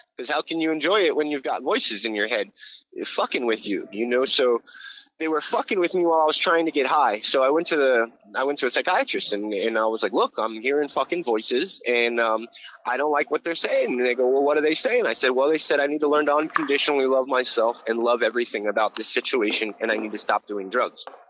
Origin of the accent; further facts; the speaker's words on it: Hawaii, United States; also born or lived in Florida; now in New York, United States; I grew up in Hawaii and I lived in Florida